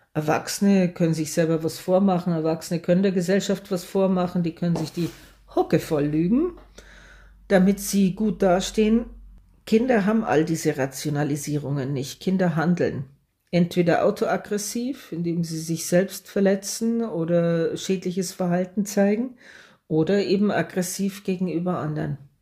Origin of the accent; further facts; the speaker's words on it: Germany; hier bei uns in Deutschland